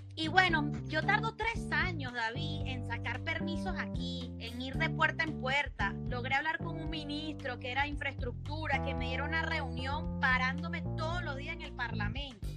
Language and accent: Spanish; Chichiriviche, Falcón, Venezuela; moved away as an adult; now in Aruba; yo crecí en Chichiribichi